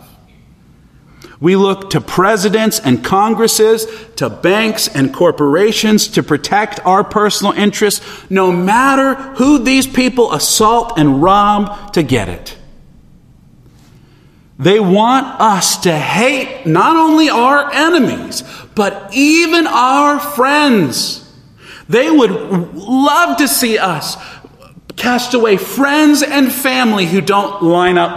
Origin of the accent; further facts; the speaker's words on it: United States; us as American Christians